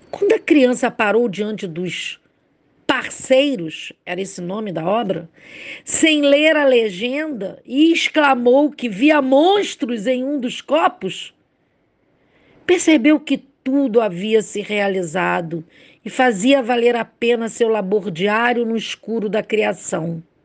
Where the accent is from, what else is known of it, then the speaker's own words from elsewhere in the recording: Rio de Janeiro, Brazil; sou do Rio de Janeiro, carioca